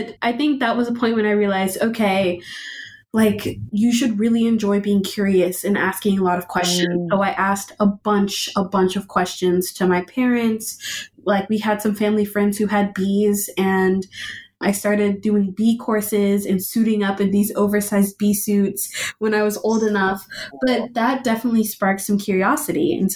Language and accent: English; Austin, Texas, United States; I am born and raised in Austin, Texas